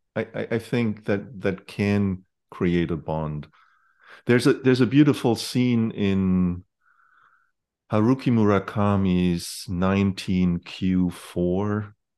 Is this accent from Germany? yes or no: yes; Germany; moved away; when I grew up in Germany